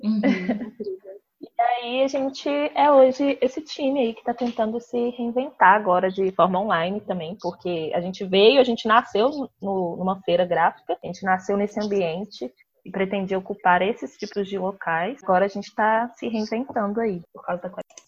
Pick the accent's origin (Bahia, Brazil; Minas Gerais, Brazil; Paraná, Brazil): Minas Gerais, Brazil; Belo Horizonte; sou de Belo Horizonte